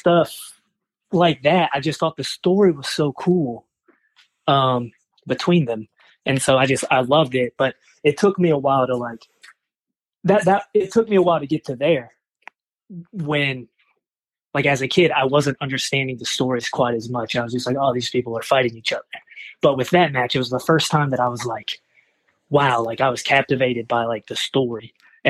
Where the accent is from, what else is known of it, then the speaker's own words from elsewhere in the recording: North Carolina, United States; now in Philadelphia, United States; I'm from North Carolina.